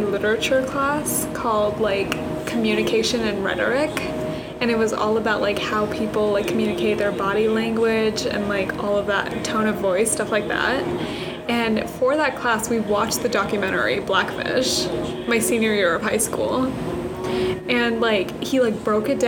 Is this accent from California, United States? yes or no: yes; California, United States; I'm from California.